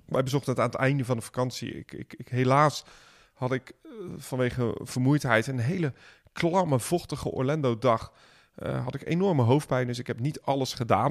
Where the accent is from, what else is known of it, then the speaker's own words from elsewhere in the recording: Netherlands; wij zijn Nederlanders